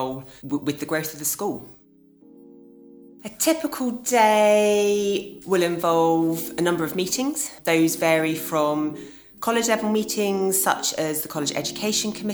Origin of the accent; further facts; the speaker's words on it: Epsom, South East England, United Kingdom; also born or lived in London; I grew up in Epsom in Surrey, which is in the commuter belt. I lived there for all of my childhood